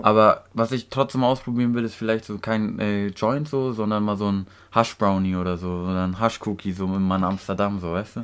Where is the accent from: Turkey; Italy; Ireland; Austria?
Turkey; now in Germany; Ich bin in der Türkei aufgewachsen